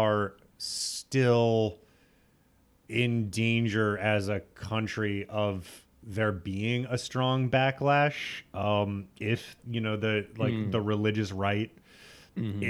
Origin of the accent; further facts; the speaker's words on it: Midwest, United States; now in New York, United States; I'm from the Midwest